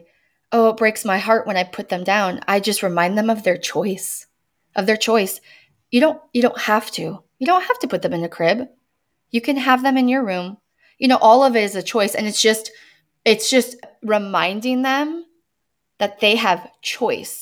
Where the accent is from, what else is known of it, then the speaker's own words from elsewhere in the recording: United States; I'm American